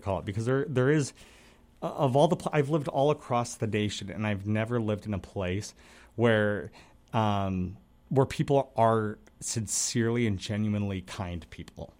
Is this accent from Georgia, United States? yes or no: no; Salt Lake City, Utah, United States; also born or lived in Minnesota; now in Wisconsin, United States; I'm from Salt Lake